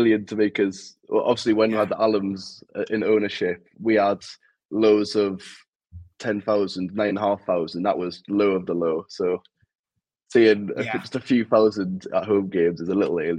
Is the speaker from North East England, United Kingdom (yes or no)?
yes; Newcastle upon Tyne, North East England, United Kingdom; now in Sheffield, United Kingdom; because I don't know if you can tell but from my accent, I'm actually from Newcastle.